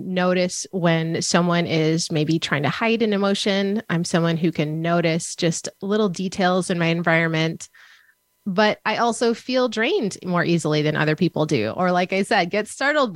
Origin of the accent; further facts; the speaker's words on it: Minnesota, United States; I grew up in Minnesota